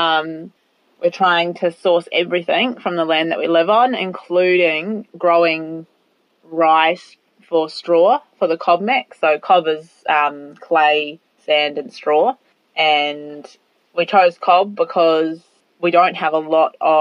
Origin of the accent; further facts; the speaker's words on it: Brisbane, Queensland, Australia; moved away as an adult; now in New Zealand; I'm Australian, born in Queensland, Brisbane, and I've lived in New Zealand for about 10 years now.